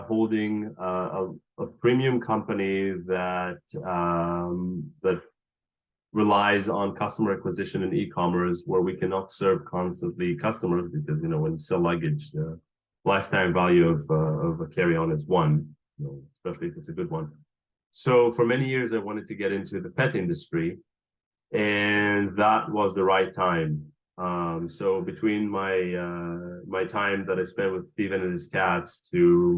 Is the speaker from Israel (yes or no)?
yes; Israel; moved away as an adult; also born or lived in Los Angeles, United States; now in New York City, United States; I grew up in Israel in during the 80s